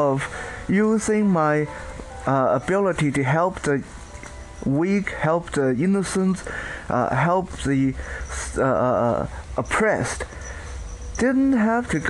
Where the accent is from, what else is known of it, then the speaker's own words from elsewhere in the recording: Canada; also born or lived in Taiwan; my sanctioned upbringing, my teenage, my puberty, a lot of that was spent in Canada.